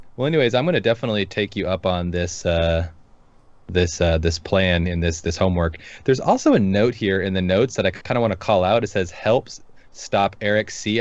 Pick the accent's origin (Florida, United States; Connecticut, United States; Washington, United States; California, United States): Washington, United States; Seattle; moved away; I'm from the Seattle area, so yeah. I'm a transplant